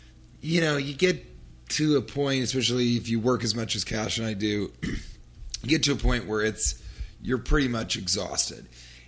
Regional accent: New York, United States; And he goes, where are you from? And I said, New York.

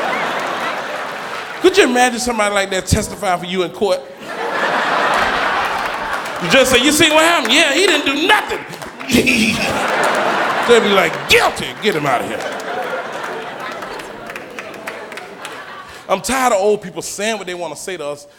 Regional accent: Atlanta, Georgia, United States; I'm from Atlanta

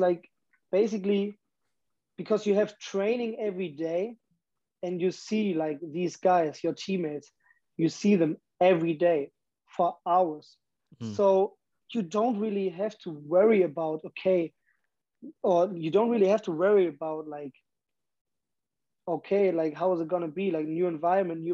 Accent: Germany; moved away as an adult; I'm that guy from Germany

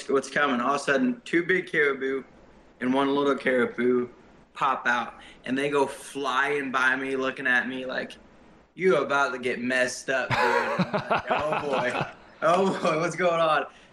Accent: Missouri, United States; moved away as an adult; also born or lived in Kansas City, Missouri; now in Alaska, United States; I was born in Kansas City, Missouri, and then at age 2, we moved up to Alaska, and then at age 8, back to Missouri

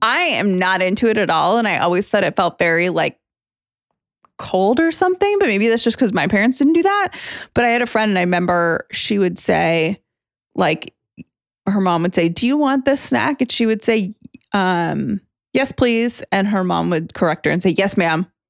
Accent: United States

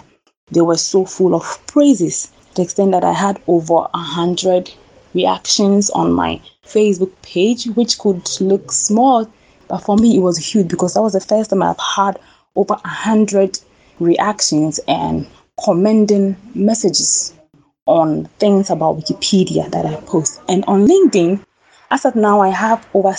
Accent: Ghana; I came back to my home country, Ghana

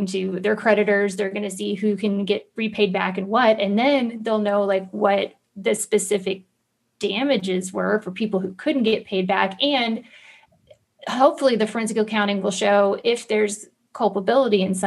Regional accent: Central Florida, United States; I grew up poor in Central Florida

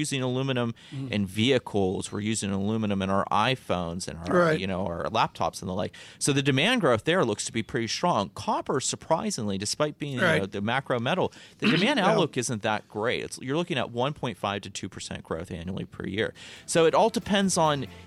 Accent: Northeast Ohio, United States; I'm from Ohio, Northeast Ohio

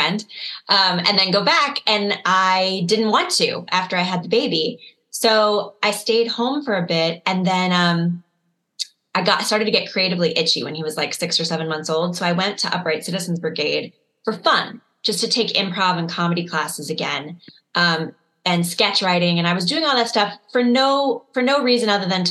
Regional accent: Chicago, Illinois, United States; I grew up in Chicago

